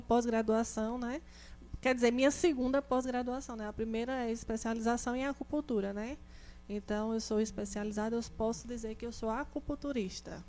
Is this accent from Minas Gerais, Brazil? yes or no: no; interior of Pernambuco, Brazil; eu sou do interior de Pernambuco